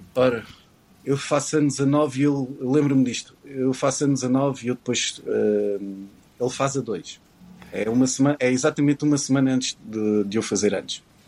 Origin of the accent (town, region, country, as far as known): Portugal